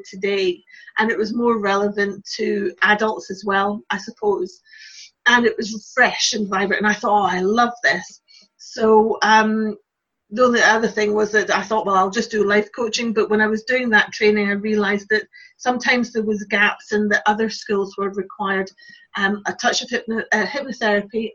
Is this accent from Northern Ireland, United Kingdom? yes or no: no; Glasgow, Scotland, United Kingdom; moved away as an adult; also born or lived in Lincolnshire; eventually I moved back to Glasgow from Lincolnshire, where I was living